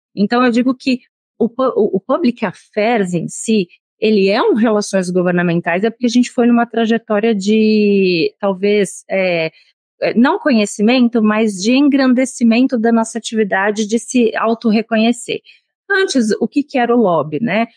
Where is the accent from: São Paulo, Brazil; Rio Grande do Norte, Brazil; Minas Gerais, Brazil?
São Paulo, Brazil; moved away as an adult; now in Brasília, Brazil; eu sou de São Paulo